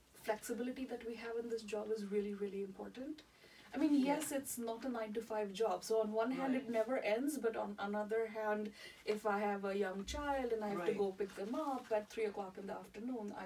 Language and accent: English; India; moved away as an adult; I'm from India